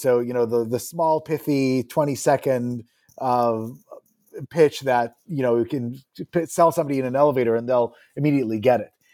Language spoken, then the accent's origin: English; Montclair, New Jersey, United States; also born or lived in Israel / Ithaca, New York; I was born in Israel and, uh, did, uh, my, most of my elementary school in there. I did, I spent a year, uh, in third grade when, F, in Ithaca, where my father was a, uh, visiting, uh, professor at Cornell. and then beginning in fifth grade, moved to New Jersey and, uh, grew up in the public school system in Montclair, New Jersey